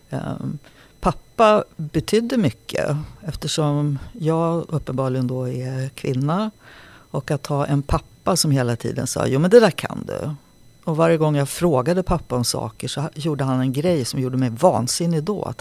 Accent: Sollefteå, Västernorrland County, Sweden; born there; Så jag är född uppe i Sollefteå på en ungdomsvårdsskola som pappa jobbade i.

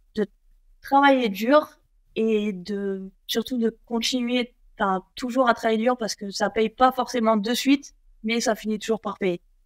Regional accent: Nice, Provence-Alpes-Côte d'Azur, France; chez moi, à Nice

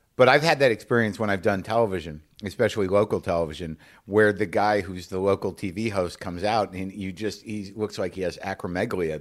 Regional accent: New Mexico, United States; we grew up in New Mexico

